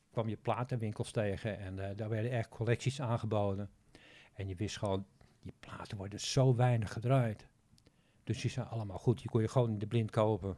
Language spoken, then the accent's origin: Dutch; Netherlands; als Nederlander